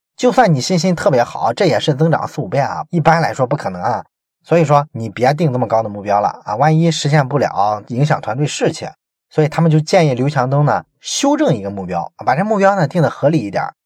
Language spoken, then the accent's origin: Chinese; Shandong, China; 我们山东人